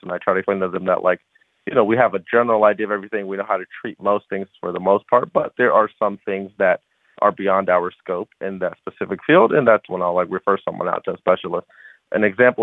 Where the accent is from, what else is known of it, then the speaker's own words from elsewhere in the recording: Columbus, Ohio, United States; also born or lived in Chicago; I was born and raised in Columbus.